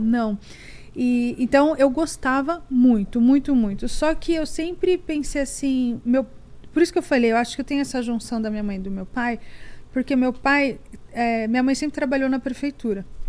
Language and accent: Portuguese; Barueri, São Paulo, Brazil; now in United States; Eu nasci em São Paulo, na, é, morei na Lapa meus dois primeiros anos, mas minha vida inteira e minha família inteira é de Barueri, daqui da Grande São Paulo